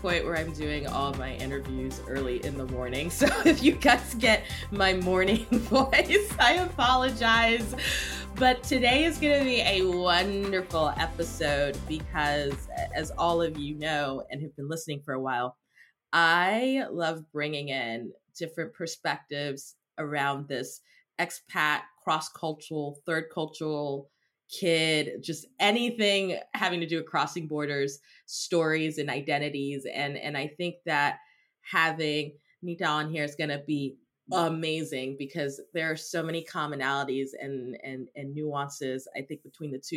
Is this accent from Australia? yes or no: no; Cameroon; moved away; I grew up in Cameroon.